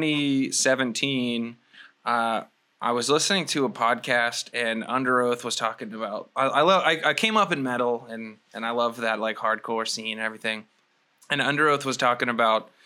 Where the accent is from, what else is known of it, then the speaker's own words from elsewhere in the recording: Houston, Texas, United States; moved away as an adult; now in Los Angeles, United States; I grew up in Houston, Texas